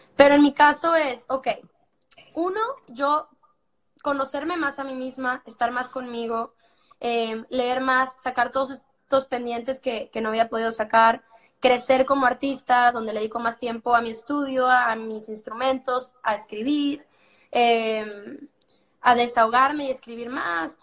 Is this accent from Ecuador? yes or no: no; Monterrey, Nuevo León, Mexico; de la misma ciudad de donde soy yo